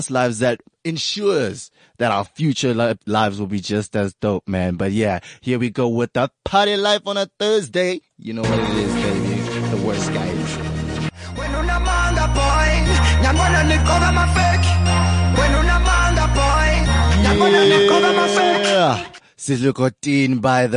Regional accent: Pretoria, Gauteng, South Africa; I grew up in Pretoria, Sunnyside, where there's a lot of, flats

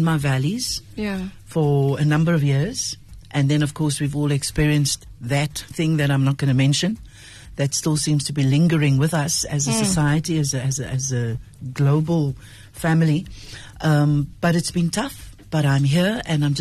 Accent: Cape Town, Western Cape, South Africa; I was born in Cape Town

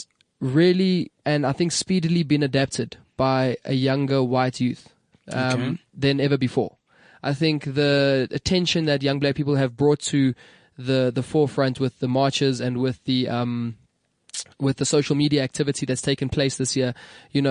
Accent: South Africa

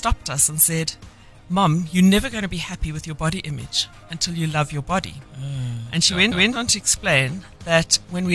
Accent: Eastern Cape, South Africa; I grew up in the Eastern Cape

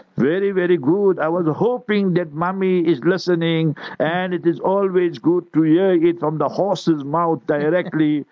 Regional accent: South Africa; I will be born in South Africa

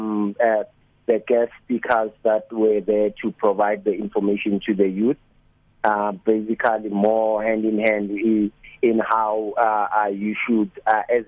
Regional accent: Limpopo, South Africa; now in Springs, South Africa; I was from Limpopo

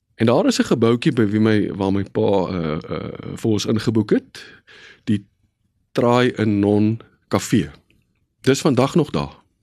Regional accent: Bellville, Western Cape, South Africa; Ek is gebore in 1967 in die Hansa Kliniek net so af van Voortrekkerstraat in Bellville.

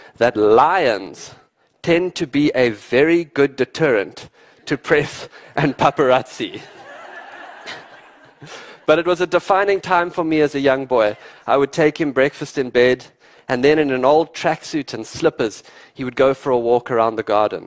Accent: Londolozi Game Reserve, eastern South Africa, Mpumalanga, South Africa; I grew up in the wild eastern part of South Africa at a place called Londolozi Game Reserve

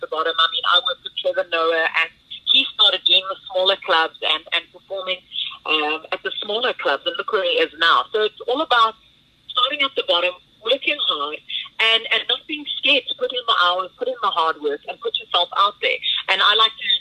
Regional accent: Pretoria, Gauteng, South Africa; I'm the girl from Pretoria, the Afrikaanse Guramaisi from Pretoria North

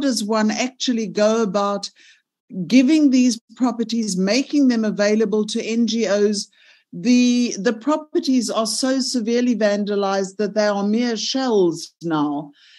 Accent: Gauteng, South Africa; I am from Gauteng

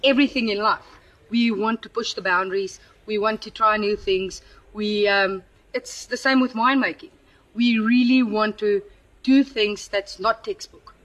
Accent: Paarl, Western Cape, South Africa; also born or lived in Upington; I grew up in Paul. I was born in Uppington

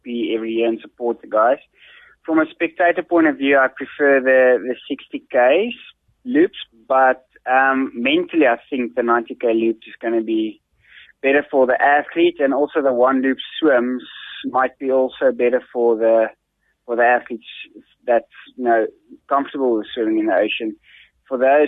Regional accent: Bethlehem, Free State, South Africa; moved away as an adult; also born or lived in Pretoria; I was born in Bethlehem and raised in Bethlehem

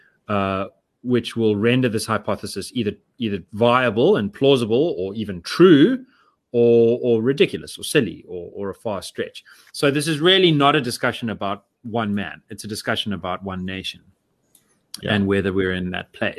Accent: South Africa; I'm South African.

